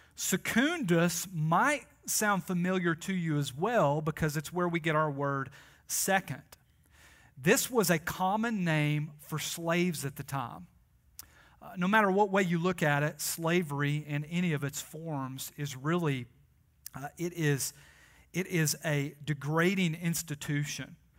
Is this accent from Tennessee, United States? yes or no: yes; Tennessee, United States; I am like from Tennessee